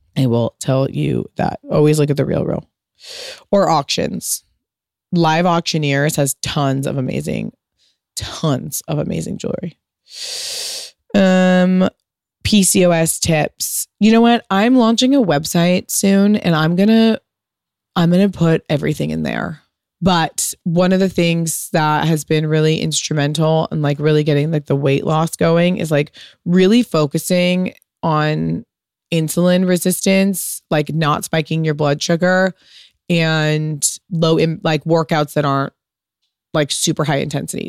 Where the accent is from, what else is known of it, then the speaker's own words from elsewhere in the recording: United States; a fucking product of, of being American